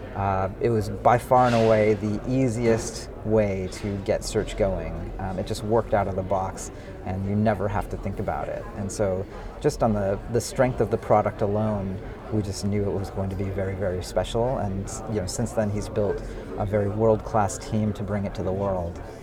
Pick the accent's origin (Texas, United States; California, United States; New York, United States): California, United States; San Francisco Bay Area; I grew up in the San Francisco Bay Area